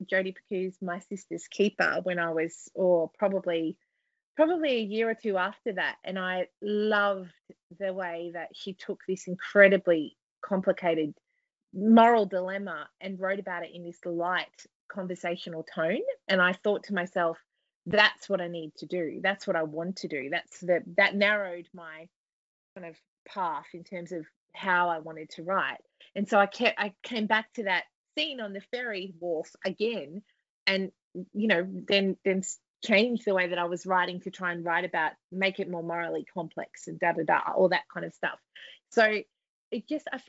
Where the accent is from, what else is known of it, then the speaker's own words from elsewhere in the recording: Australia; from my accent, people probably have already figured that out